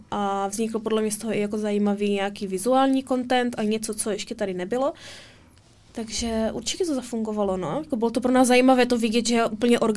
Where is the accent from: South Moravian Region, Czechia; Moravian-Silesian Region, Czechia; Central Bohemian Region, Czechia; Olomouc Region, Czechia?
Olomouc Region, Czechia; Olomouc; A často jezdím domů do Olomouce a to je to pro mě takový dobytí